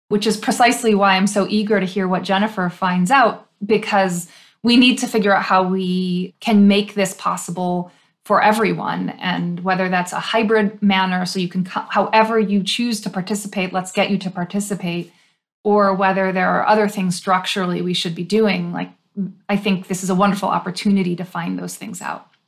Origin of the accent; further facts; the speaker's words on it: Illinois, United States; in Illinois, which is my home state